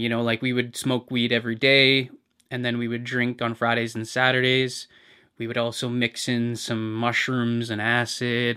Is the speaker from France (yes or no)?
no; Hamilton, Ontario, Canada; I grew up in a fairly average middle class home. Uh, I was born in McMaster Hospital